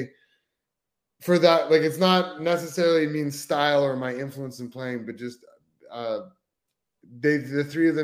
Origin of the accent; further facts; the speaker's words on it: Canada; being Canadian